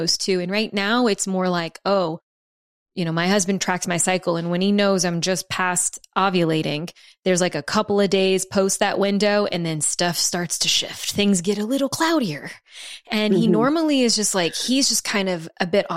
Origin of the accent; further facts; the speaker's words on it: the South, United States; I'm from the South